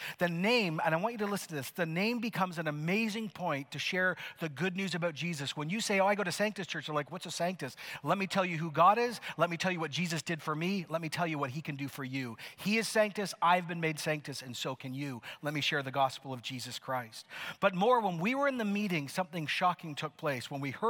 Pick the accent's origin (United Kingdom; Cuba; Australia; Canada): Canada; Some of you are like, what does that mean? Why am I clapping? I'm so Canadian.